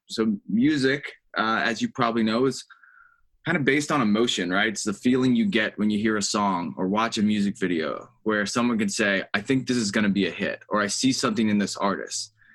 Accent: Charlotte, North Carolina, United States; moved away as an adult; also born or lived in Columbia, South Carolina; now in Charleston, United States; I grew up in Charlotte, North Carolina

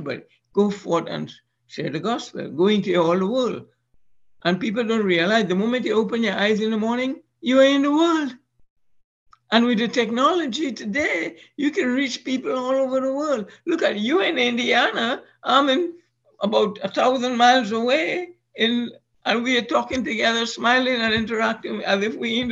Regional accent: Trinidad & Tobago; moved away; Trinidad and Tobago, my home country

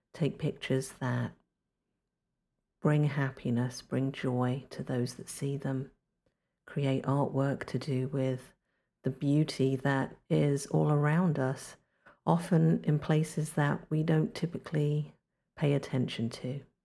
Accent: London, United Kingdom; now in North Carolina, United States; I'm originally from London, England, but these days I live in North Carolina on the East Coast of the United States

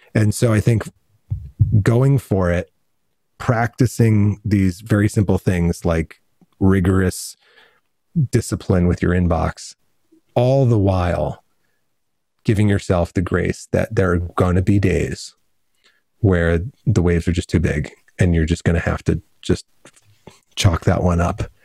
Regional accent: Redding, Connecticut, United States; moved away as an adult; also born or lived in New Rochelle, New York; now in Southern California, United States; I grew up in Connecticut and moved to California and as a grown up

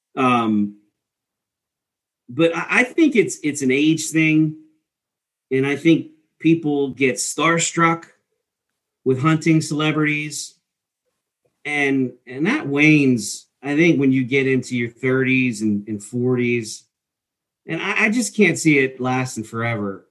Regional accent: East Coast, United States; growing up in the East Coast

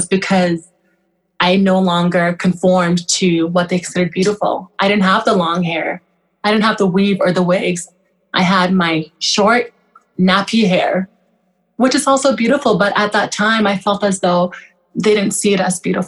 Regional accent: Canada; also born or lived in Kenya / Newfoundland; I am Canadian, but I'm Sudanese descent, so I'm Sudanese Canadian

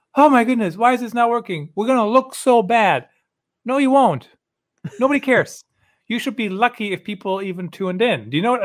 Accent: Germany; moved away; I grew up in Germany

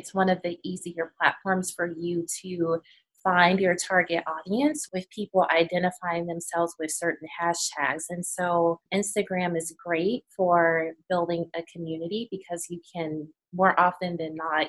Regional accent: Chicago, Illinois, United States; now in Birmingham, United States; right now we're based in Birmingham. We're originally from Chicago

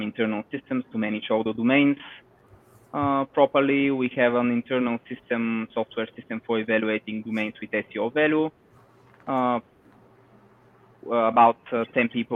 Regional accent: Bulgaria; from Bulgaria

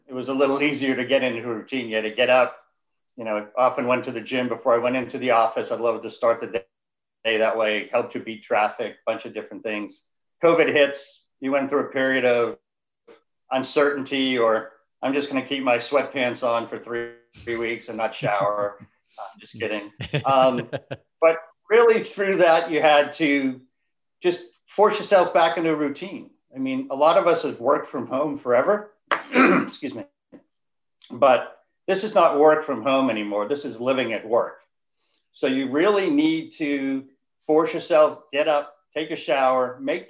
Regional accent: Boston, Massachusetts, United States; growing up in Boston

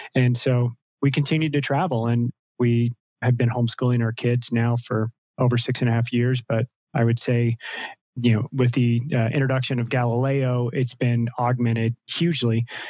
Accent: United States; moved away as an adult; also born or lived in Seattle, United States / Central America; I'm an American, and seven and a half years ago, my wife and I were living in Seattle

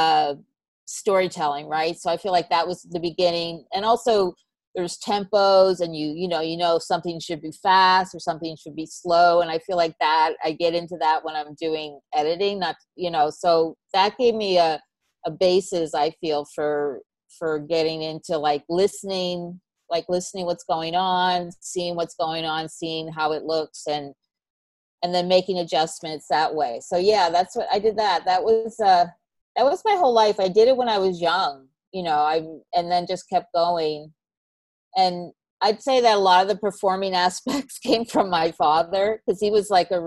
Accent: Canada; also born or lived in North Carolina; now in New York, United States; I'm Canadian

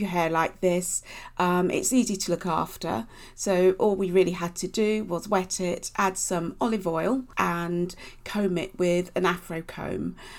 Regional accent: Basingstoke, South East England, United Kingdom; I grew up in Basingstoke in Hampshire.

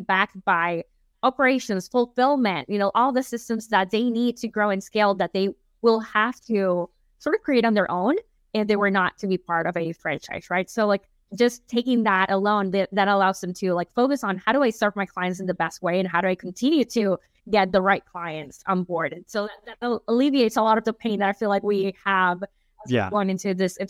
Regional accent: Nicaragua; I'm very biased, of course, because I'm from Nicaragua

